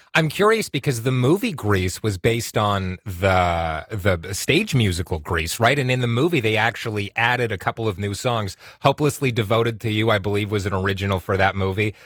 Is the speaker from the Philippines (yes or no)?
no; Whitby, Ontario, Canada; also born or lived in Oshawa; I grew up in Whitby, Oshawa. I live in Oshawa right now